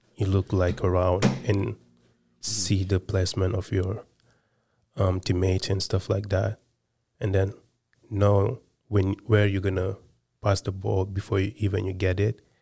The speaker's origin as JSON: {"language": "English", "country": "Senegal", "tie": "born or raised there", "moved": "yes", "said": "I was born and raised in Senegal"}